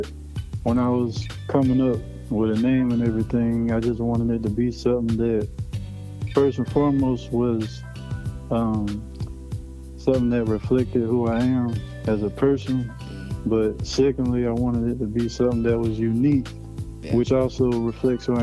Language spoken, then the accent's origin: English; Columbia, South Carolina, United States; I'm from Columbia, South Carolina.